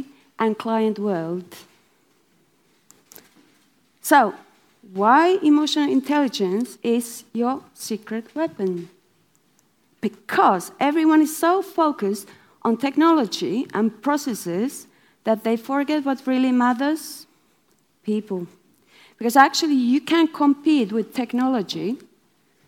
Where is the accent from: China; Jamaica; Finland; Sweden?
Finland; I'm from Finland